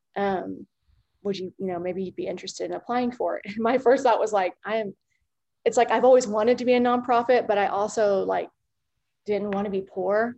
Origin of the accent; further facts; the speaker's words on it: Norman, Oklahoma, United States; I grew up in Norman, Oklahoma